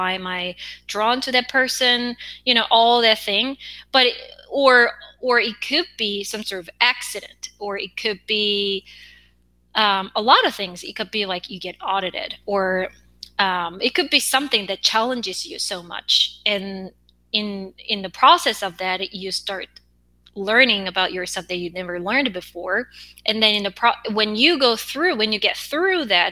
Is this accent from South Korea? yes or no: yes; South Korea; accent: Korean; English is a second language; I have an accent as a Korean.